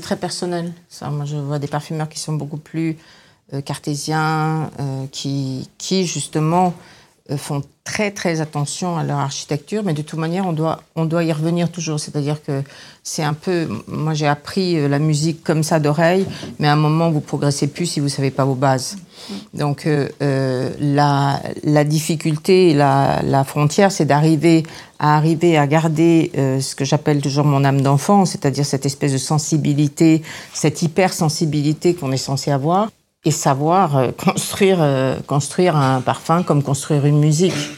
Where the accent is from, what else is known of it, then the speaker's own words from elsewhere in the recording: Grasse, Provence-Alpes-Côte d'Azur, France; moved away; also born or lived in Paris; je suis née à Grasse, donc j'avais un peu d'aide de, d'aide autour de moi et de gens qui étaient dans ce métier